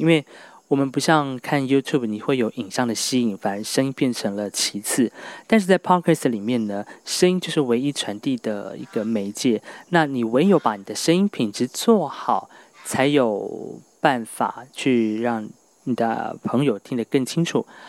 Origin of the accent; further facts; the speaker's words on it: Hualien, Hualien County, Taiwan; 我是来自花莲的阿敏族